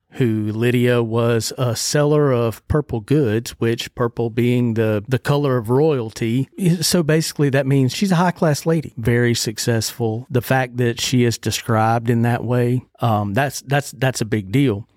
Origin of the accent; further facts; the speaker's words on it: Ozark, Alabama, United States; I was raised at Ridgecrest Baptist Church. in Ozark, Alabama